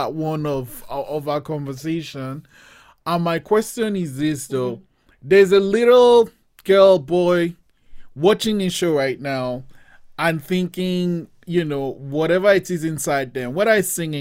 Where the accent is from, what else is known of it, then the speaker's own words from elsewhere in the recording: Nigeria; moved away; also born or lived in Cape Town, South Africa; I grew up in Nigeria, and in Nigeria, we kind of just grew up with reggae music.